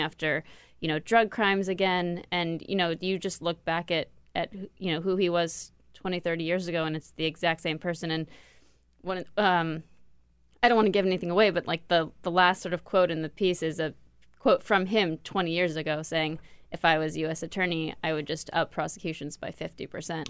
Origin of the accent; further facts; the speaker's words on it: Los Angeles, California, United States; Los Angeles